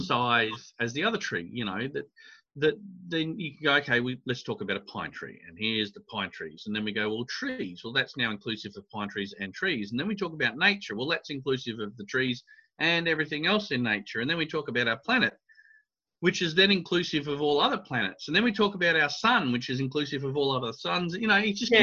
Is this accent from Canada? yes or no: no; Adelaide, South Australia, Australia; I grew up in Australia